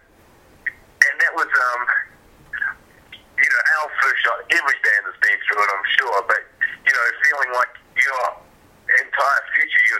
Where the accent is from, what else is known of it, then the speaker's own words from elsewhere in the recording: New Zealand; moved away; also born or lived in Vancouver, Canada; growing up in New Zealand